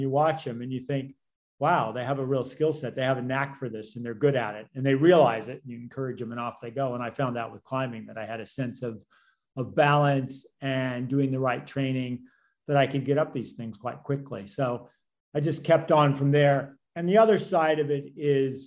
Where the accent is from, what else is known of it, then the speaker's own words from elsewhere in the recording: Colorado, United States; moved away; also born or lived in New Zealand; I grew up in Colorado